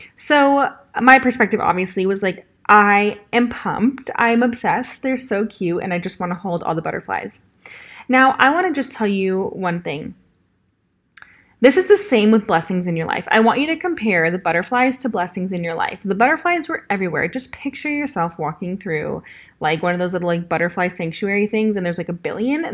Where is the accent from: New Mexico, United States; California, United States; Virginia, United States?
California, United States; Los Angeles; accent: Valley Girl; moved away as an adult; now in Nashville, United States; I am from Los Angeles, California